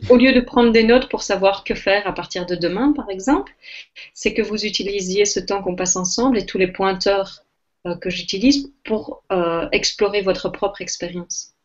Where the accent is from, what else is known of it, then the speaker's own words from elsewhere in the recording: Belgium; je suis belge, je suis belge d'origine